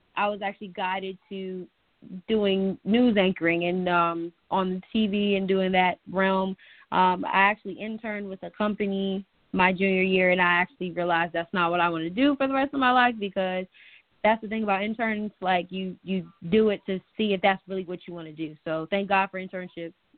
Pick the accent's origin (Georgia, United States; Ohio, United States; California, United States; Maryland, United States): Maryland, United States; Gaithersburg; moved away as an adult; also born or lived in North Carolina; I am a Maryland native. I grew up in Gaithersburg, Maryland